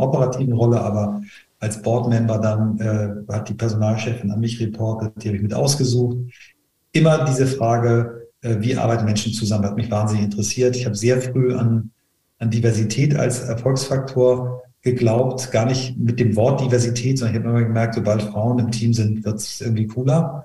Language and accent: German; Flensburg, Schleswig-Holstein, Germany; ich bin in Flensburg geboren als erster Sohn einer Lehrerin und eines Marineoffiziers